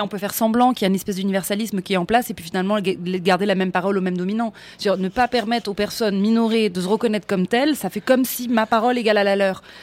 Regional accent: Paris, Île-de-France, France; on voit que je suis parisienne, on voit que je suis d'ici

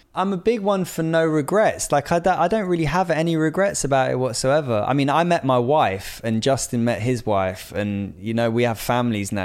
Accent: Bristol, South West England, United Kingdom; moved away; I grew up in Bristol

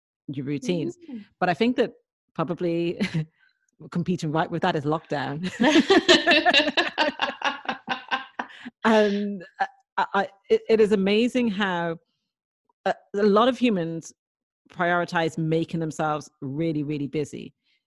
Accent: Dublin, Leinster, Ireland; I was brought up in Dublin

